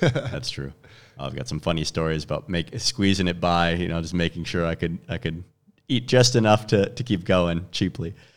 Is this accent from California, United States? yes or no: no; Chicago, Illinois, United States; moved away as an adult; I'm from Chicago originally